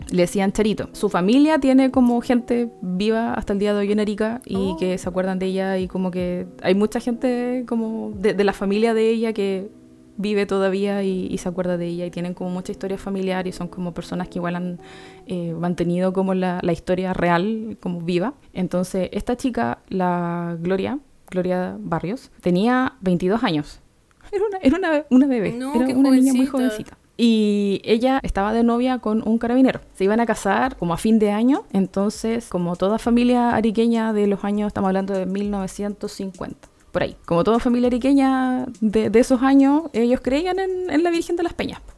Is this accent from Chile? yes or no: yes; Arica, Arica y Parinacota, Chile; toda la gente que nacimos en Arica y crecimos, vivimos como cuando chicos en Arica